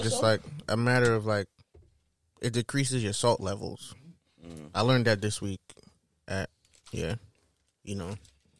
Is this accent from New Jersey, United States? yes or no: no; New York City, New York, United States; I'm from Flatbush too, bro.